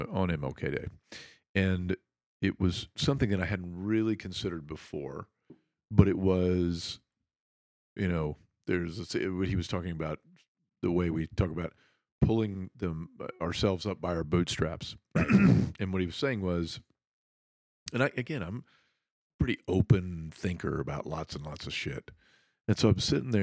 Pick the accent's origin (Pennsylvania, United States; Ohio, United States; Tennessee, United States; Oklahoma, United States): Oklahoma, United States; Muskogee; I grew up in Muskogee, Oklahoma